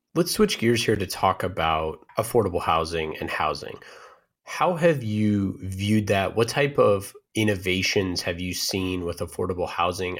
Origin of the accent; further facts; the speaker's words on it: Oakland, California, United States; born and raised in Oakland